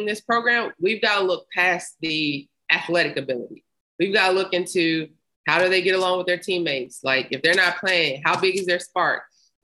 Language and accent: English; Memphis, Tennessee, United States; I grew up in Memphis